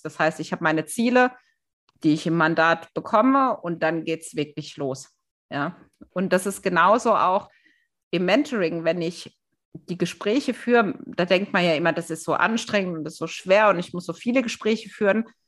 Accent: Germany; wir Deutschen

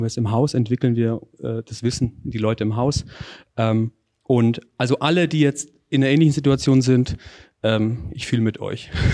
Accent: Northern Bavaria, Germany; meinen Beitrag für die lokale Wirtschaft dann in, in meiner Heimat

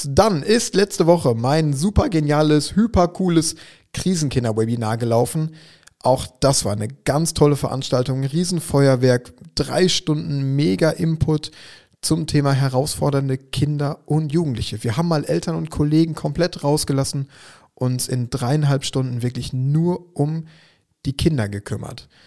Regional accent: Schwerte, North Rhine-Westphalia, Germany; an die Ruhr in meine Heimatstadt nach Schwerte.

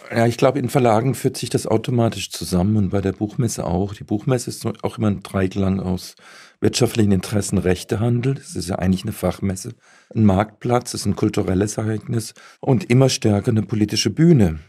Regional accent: Baden-Württemberg, Germany; Ich bin ja selbst Badener, allerdings aus dem, aus dem Süden

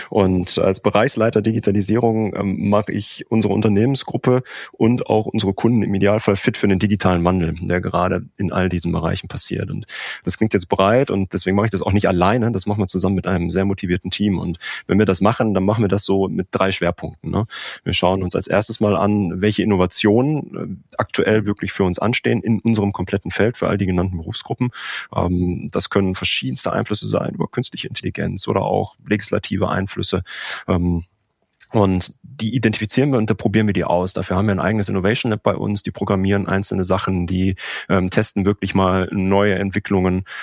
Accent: North Rhine-Westphalia, Germany; now in Aachen, Germany; 39 Jahre alt. Ich bin verheiratet und wir haben zwei Kinder. Ich komme ursprünglich aus dem Ruhrgebiet und fürs äh, Studium hat es mich dann ins äh, Rheinland verschlagen, ins schöne Aachen.

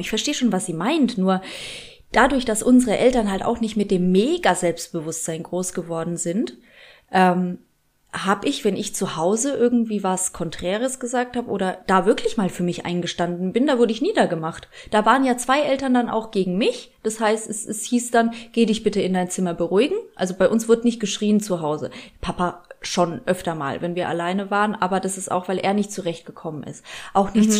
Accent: Germany; obwohl ich in Deutschland schon groß geworden bin

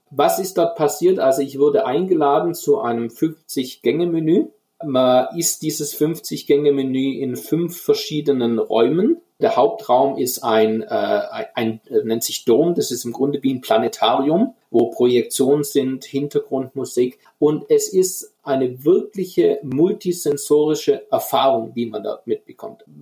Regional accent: Baden-Württemberg, Germany; Und ich gebe jetzt einfach ein Beispiel aus meiner Heimat, aus dem Schwäbischen, die Maultasche.

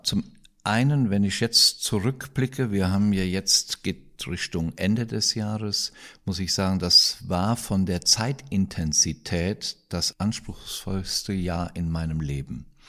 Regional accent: Kroppach, Rhineland-Palatinate, Germany; Das ist hier, das ist Kroppach im Westerwald

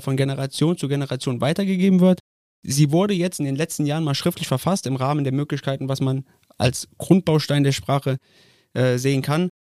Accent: Koblenz, Rhineland-Palatinate, Germany; Mein Vater ist ein Koblenzer Schengel, ich bin ein Koblenzer Schengel, mein Sohn ist ein Koblenzer Schengel.

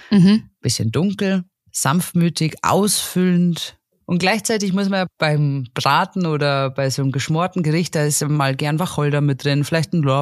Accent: Franconia, Bavaria, Germany; Ich komme ja aus Franken.

